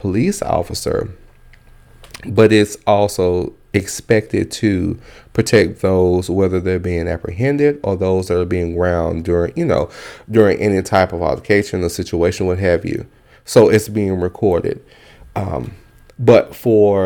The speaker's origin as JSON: {"language": "English", "town": "Dallas", "region": "Texas", "country": "United States", "tie": "born or raised there", "said": "I grew up in South Dallas, right there on Pine Street, 3715 Pine Street"}